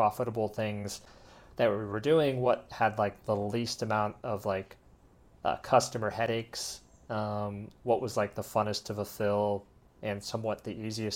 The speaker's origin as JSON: {"language": "English", "region": "Colorado", "country": "United States", "tie": "born or raised there", "moved": "as an adult", "lives_now": "Medellin, Colombia", "said": "where I grew up and lived in Colorado"}